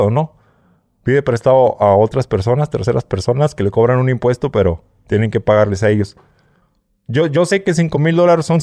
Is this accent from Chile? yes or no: no; Mexico; now in United States; el mexicano, el paisa, controla casi todo lo que es la frontera, porque somos más mexicanos.